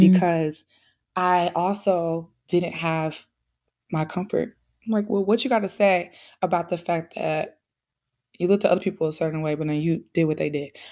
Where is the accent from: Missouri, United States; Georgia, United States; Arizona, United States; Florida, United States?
Missouri, United States; St. Louis; I'm not from New York, so I'm from Saint Louis, Midwest girly